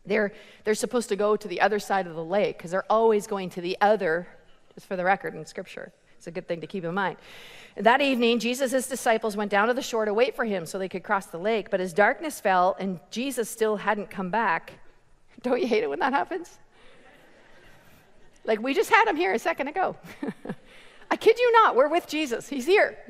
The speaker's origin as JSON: {"language": "English", "country": "Canada", "said": "I'm from Canada"}